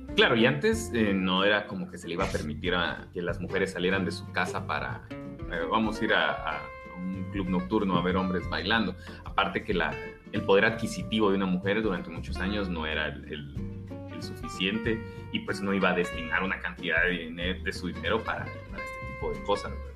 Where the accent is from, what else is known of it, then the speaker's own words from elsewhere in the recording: Guatemala; accent: Guatemalan; este acento raro que tenemos, somos guatemaltecos